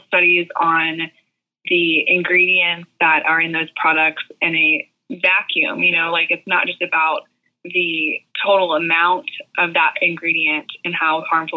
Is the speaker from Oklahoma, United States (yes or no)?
yes; Tulsa, Oklahoma, United States; moved away as an adult; also born or lived in Arkansas; now in Nashville, United States; where I grew up in Tulsa, Oklahoma